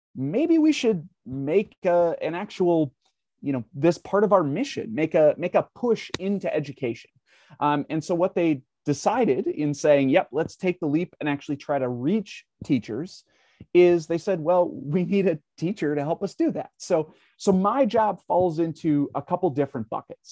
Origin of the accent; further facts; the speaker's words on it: Minnesota, United States; now in Wisconsin, United States; I live in Wisconsin, but I, I grew up in Minnesota